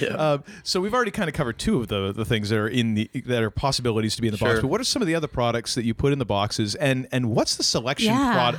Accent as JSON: {"language": "English", "region": "New Hampshire", "country": "United States", "moved": "yes", "lives_now": "Maine, United States", "said": "I'm from away, you know, I'm from New Hampshire, or as I like to call it, you know, the right side up Vermont."}